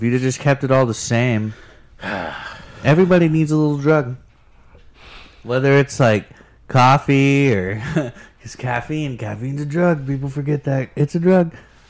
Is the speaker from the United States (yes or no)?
yes; Cushing, Oklahoma, United States; I'm from Cushing, Oklahoma